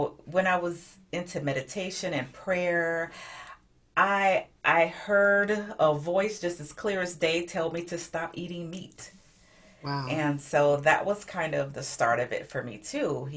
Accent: Augusta, Georgia, United States; moved away as an adult; now in San Diego, United States; I'm originally from Augusta, Georgia, and I ended up in San Diego by way of the Navy

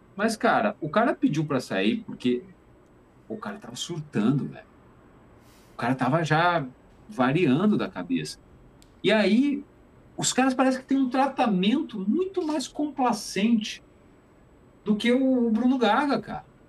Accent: Juiz de Fora, Minas Gerais, Brazil; moved away; also born or lived in Tapetininga; eu nasci em Tapetininga, mas eu passei a minha, a minha adolescência em Juiz de Fora

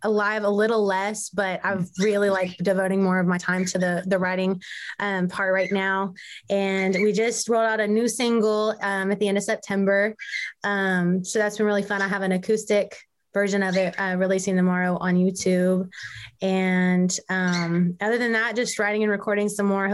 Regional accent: Memphis, Tennessee, United States; I am from Memphis, Tennessee, born and raised.

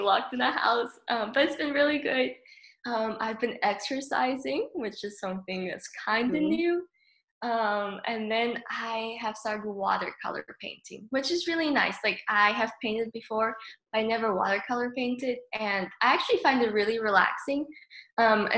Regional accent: South Africa; now in Tennessee, United States; I'm originally from South Africa, but I currently live in Tennessee

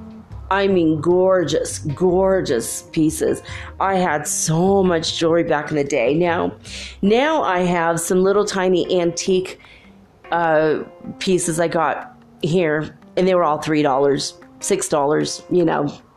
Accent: United States; I'm actually American born, but with strong Irish genes

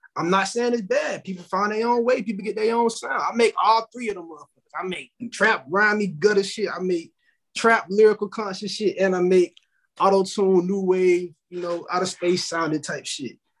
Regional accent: Tallahassee, Florida, United States; I'm from Tallahassee

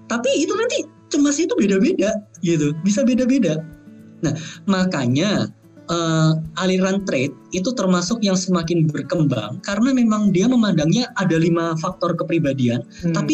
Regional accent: Java, Indonesia; Maksudnya saya orang Indonesia yang memiliki budaya saya besarnya di Jawa pula ya culture saya tuh Jawanya lebih lebih dominan daripada Tionghoanya gitu

